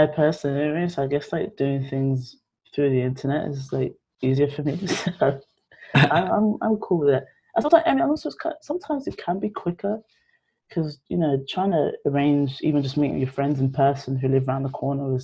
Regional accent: London, United Kingdom; born or raised there

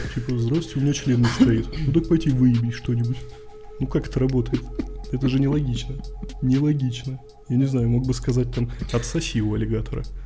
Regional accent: Yurga, Kemerovo Oblast, Russia; moved away; когда я рос в Юрге

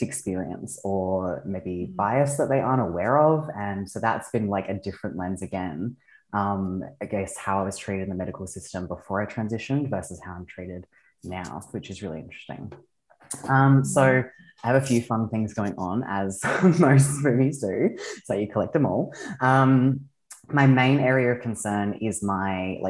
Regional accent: Australia; I am from Australia. I am an aerialist.

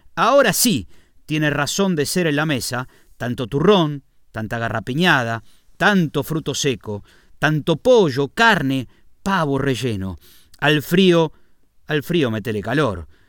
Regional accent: Argentina; moved away as an adult; now in Spain; en mi país

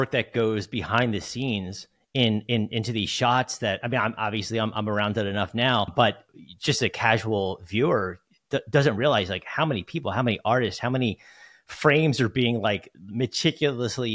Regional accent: New Jersey, United States; moved away; I'm from New Jersey

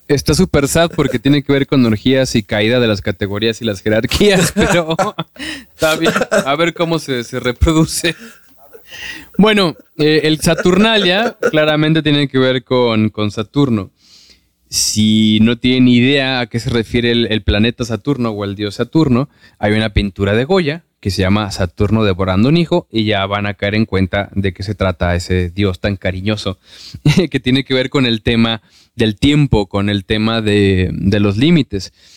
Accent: Mexico

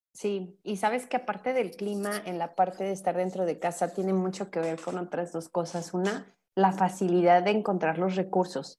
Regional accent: Mexico; somos mexicanos por una cuestión cultural bien importante

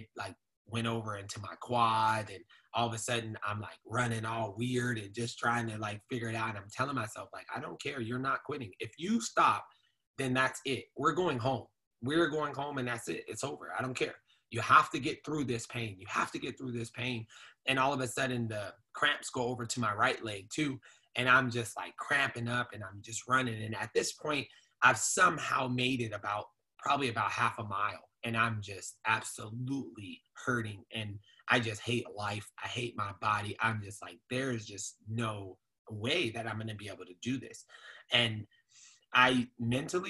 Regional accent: Phoenix, Arizona, United States; I grew up over in South Phoenix

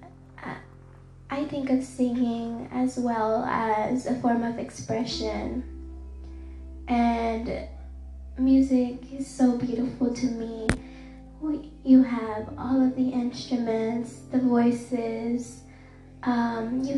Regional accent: Dallas, Texas, United States; I have grew up in the city of Dallas, and it's my hometown

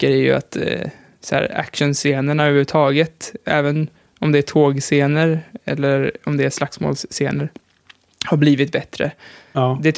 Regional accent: Sweden; Nej, men jag är ju svensk i alla fall.

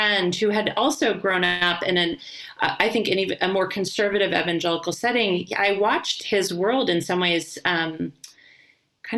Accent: United States; moved away as an adult; also born or lived in Berlin, Germany; I'm an American and I only speak English

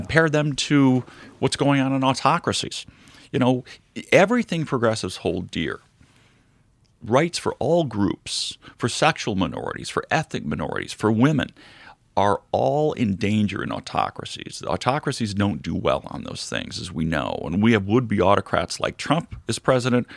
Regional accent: United States

